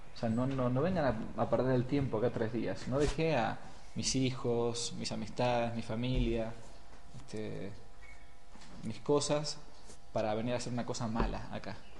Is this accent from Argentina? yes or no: yes; Buenos Aires, Argentina; moved away as an adult; Vengo de Buenos Aires, he trabajado mucho tiempo hasta los 25 que entré al seminario, tomaba el subte todos los días